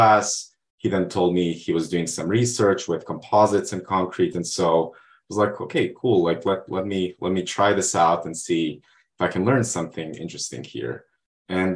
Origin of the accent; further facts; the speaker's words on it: Montenegro; moved away as an adult; now in United States; I'm originally from Montenegro. And when I was finishing high school